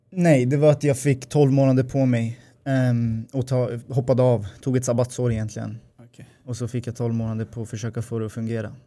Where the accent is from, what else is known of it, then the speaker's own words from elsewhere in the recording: Upplands Väsby, Stockholm County, Sweden; also born or lived in Gävle; jag åkte hem från Gävle till eh, Väsby, där jag kommer ifrån